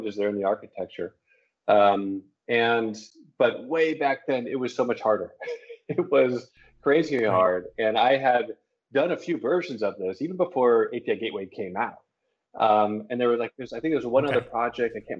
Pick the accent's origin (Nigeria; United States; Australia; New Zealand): United States; Los Angeles, California; moved away as an adult; also born or lived in San Francisco Bay Area; I'm originally from Los Angeles